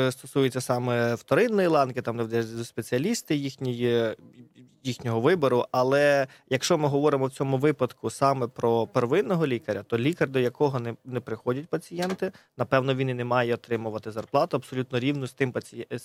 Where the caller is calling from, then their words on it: Kyiv, Ukraine; я з Києва.